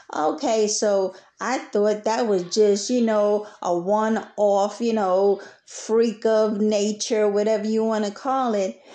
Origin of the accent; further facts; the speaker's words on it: New York City, New York, United States; moved away as an adult; now in Texas, United States; Although I am from New York, Brooklyn, New York City, I have transplanted myself down here in Texas